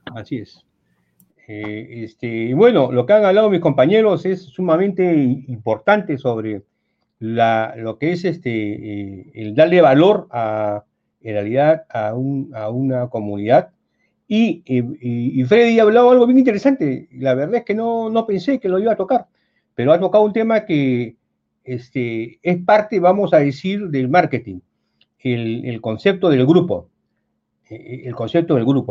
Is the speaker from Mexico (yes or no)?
no; Peru; yo estudié en el Colegio Militar de un Soprado